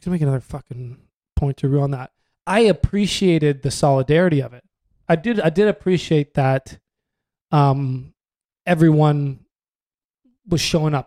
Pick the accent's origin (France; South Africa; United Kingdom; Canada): Canada; We're white. We're from Canada.